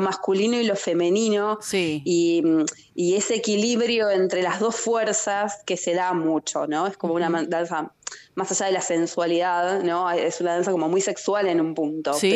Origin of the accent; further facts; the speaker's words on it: San Miguel, Buenos Aires Province, Argentina; yo soy de San Miguel, de provincia de Buenos Aires